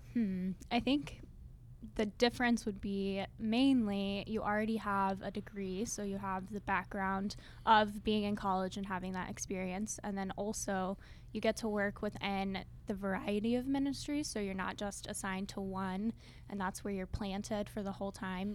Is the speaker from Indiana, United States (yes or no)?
no; Tulsa, Oklahoma, United States; I'm from the Tulsa area. I grew up there